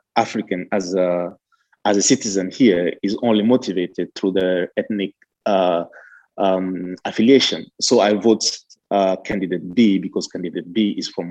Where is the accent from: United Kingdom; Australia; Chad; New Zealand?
Chad; I'm from Chad